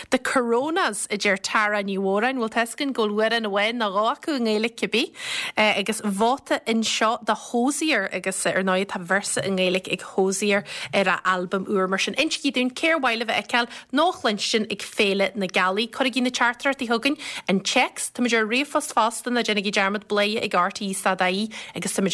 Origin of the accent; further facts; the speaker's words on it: Longford, Leinster, Ireland; Is as Longford mé?